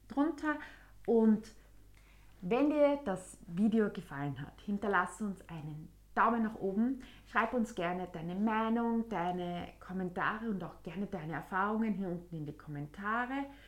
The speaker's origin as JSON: {"language": "German", "country": "Austria", "said": "bei uns in Österreich"}